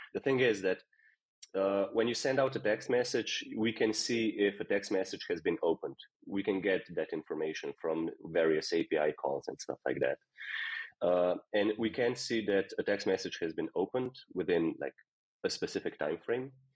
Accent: Slovenia; now in Netherlands; I'm from Slovenia and I moved here just randomly

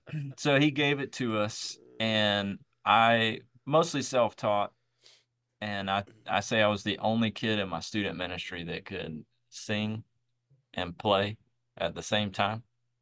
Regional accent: Georgia, United States; You know, I tell people, if you have sort of a stereotype about Southern people, I was probably that stereotype growing up.

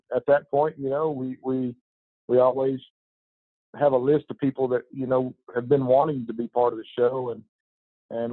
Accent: Weatherford, Texas, United States; moved away as an adult; now in Arkansas, United States; I grew up in Texas, grew up in Weatherford, Texas. My parents and I moved there when I was really young, like 5 or 6

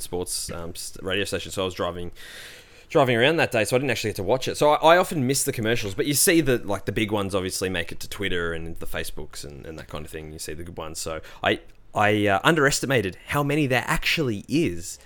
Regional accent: Australia; I'm an Aussie

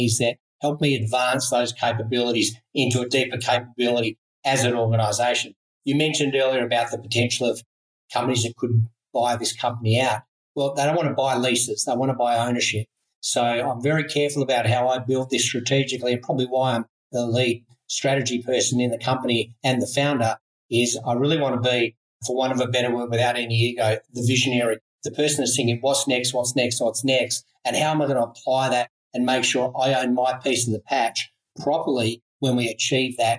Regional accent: Australia; I'm an Aussie

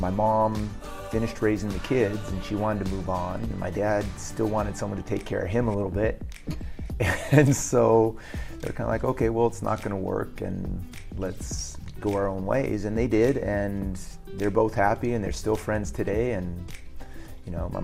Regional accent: San Jose, California, United States; I was born in San Jose, California, back in 1966. So it was a good time, you know, living there

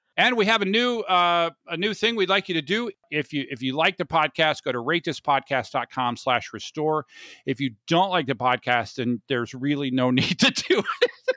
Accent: Orlando, Florida, United States; moved away as an adult; now in San Diego, United States; I grew up in Orlando, which is not the south

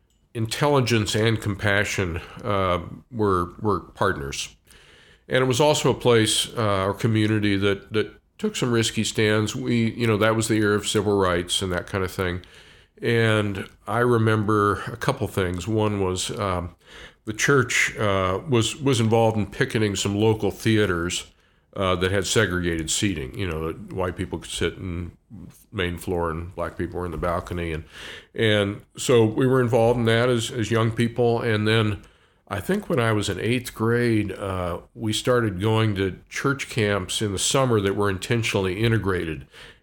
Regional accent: Washington, D.C. area, United States; also born or lived in Oregon; I was born in Oregon. My family's from northeastern Oregon, fairly rural area. But when I was quite young, my family moved east. So I grew up in the D.C. area

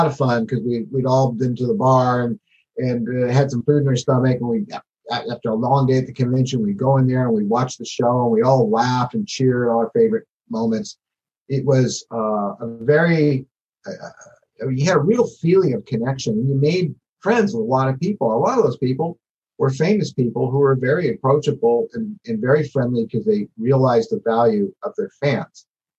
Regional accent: San Francisco, California, United States; moved away as an adult; also born or lived in North Hollywood; I grew up in San Francisco.

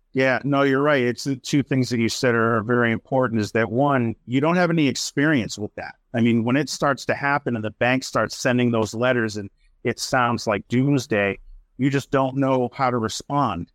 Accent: Worcester, Massachusetts, United States; in my hometown of Worcester, Mass.

